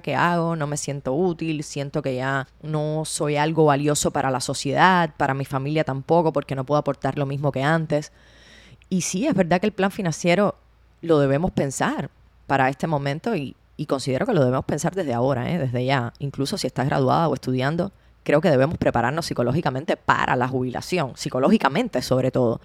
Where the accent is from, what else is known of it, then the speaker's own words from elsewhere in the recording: Cuba; Cuba es de donde yo vengo